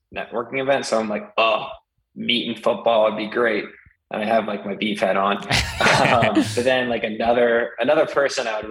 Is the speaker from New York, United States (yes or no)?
no; Sudbury, Massachusetts, United States; now in Austin, United States; I grew up in Sudbury, Mass.